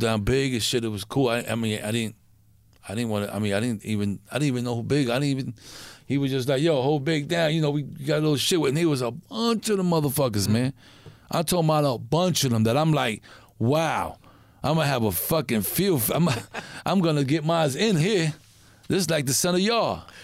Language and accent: English; New York, United States; I'm from New York